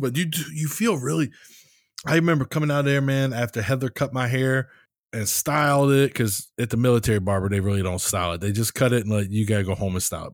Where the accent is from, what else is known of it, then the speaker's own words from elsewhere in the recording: United States; accent: American; my American accent